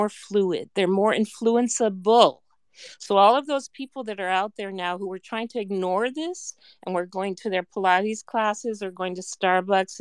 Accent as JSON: {"language": "English", "region": "Colorado", "country": "United States", "said": "I'm from Colorado"}